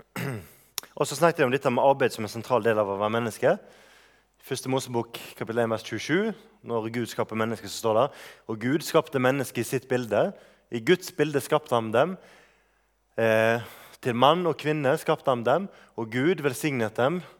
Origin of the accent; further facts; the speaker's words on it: Bømlo, Vestland, Norway; moved away; er lenge siden jeg har bodd hjemme på Bømlo